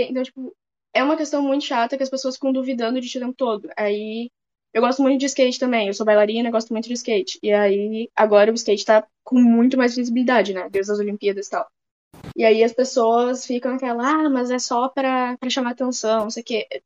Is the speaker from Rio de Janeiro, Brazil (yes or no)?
yes; Rio de Janeiro, Brazil; born there; also born or lived in Bento Gonçalves / Alegrete / Brasília; now in Porto Alegre, Brazil; Eu nasci no Rio de Janeiro, do Rio de Janeiro fui morar em Bento Gonçalves. De Bento Gonçalves voltei pro Rio de Janeiro, aí fui para Alegrete depois, fui para Brasília e tô em Porto Alegre desde 2017.